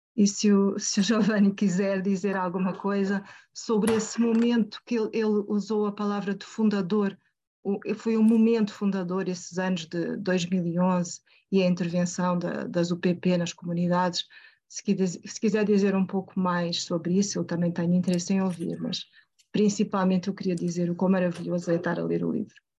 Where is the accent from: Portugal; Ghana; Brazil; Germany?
Portugal; Eu sou portuguesa